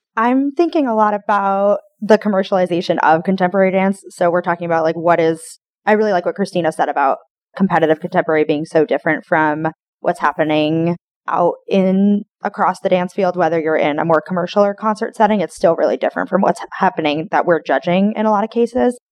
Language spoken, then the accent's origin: English; Westport, Connecticut, United States; now in Tallahassee, United States; I grew up in Westport, Connecticut, outside of New York City